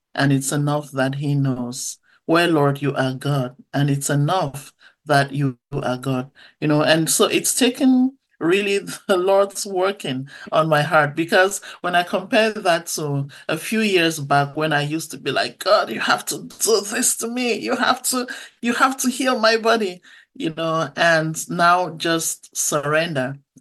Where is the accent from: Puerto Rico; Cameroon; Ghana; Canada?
Cameroon; Bamenda, North-West Region; That's where I was born in a little town called Bamenda. And uh, so, growing up in Cameroon, I went to church a lot as a little girl.